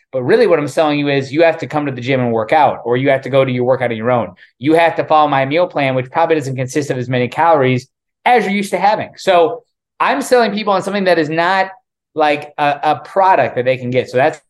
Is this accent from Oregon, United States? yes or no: no; Davenport, Iowa, United States; moved away as an adult; also born or lived in Miami, Florida; now in South Florida, United States; I left the Midwest, the comfort of the Midwest, in my hometown of Davenport, Iowa, the infamous, about 3 hours west of Chicago. It's River City in Iowa. And I moved to Miami, moved to South Florida, and it's a 1500 mile trip.